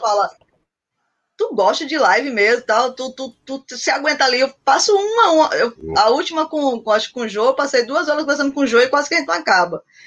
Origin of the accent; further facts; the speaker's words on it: Paraíba, Brazil; somos aqui da Paraíba